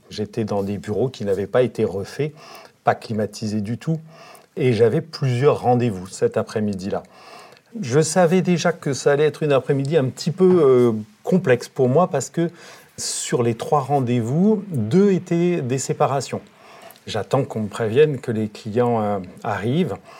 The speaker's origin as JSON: {"language": "French", "region": "Normandy", "country": "France", "said": "Chez nous, en Normandie"}